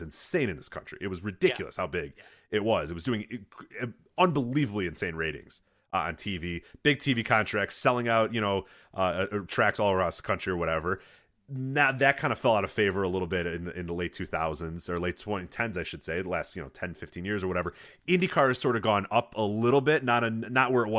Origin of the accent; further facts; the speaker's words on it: Midwest, United States; I grew up in the Midwest